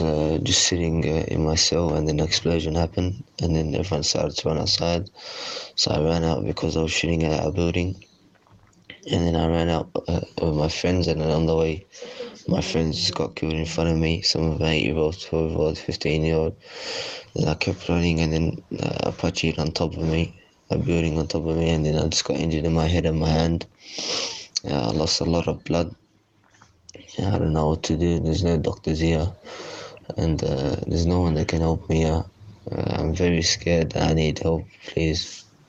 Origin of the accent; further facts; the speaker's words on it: Australia; moved away; I'm a 17 year old Australian citizen